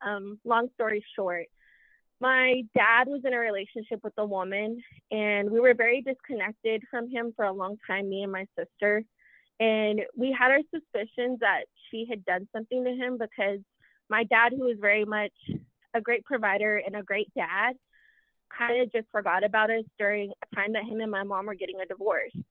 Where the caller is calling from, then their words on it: Lubbock, Texas, United States; I'm calling from Lubbock, Texas